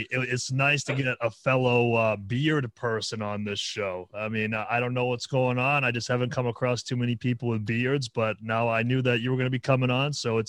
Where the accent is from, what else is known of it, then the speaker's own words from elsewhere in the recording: New Hampshire, United States; I'm from New Hampshire.